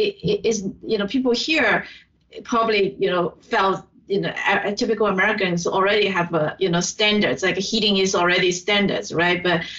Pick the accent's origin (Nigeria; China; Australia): China; southern China; now in United States; my hometown is in the south